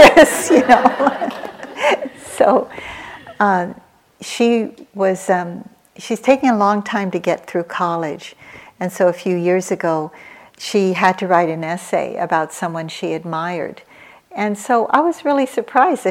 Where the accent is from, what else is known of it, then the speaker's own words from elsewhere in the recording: United States; also born or lived in Philippines; I was born in the Philippines. I came over here. I was raised in America from the age of 2